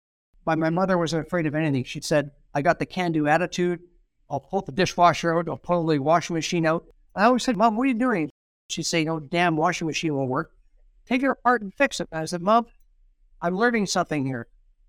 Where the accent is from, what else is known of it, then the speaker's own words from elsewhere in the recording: Thunder Bay, Ontario, Canada; I was a Fort William guy.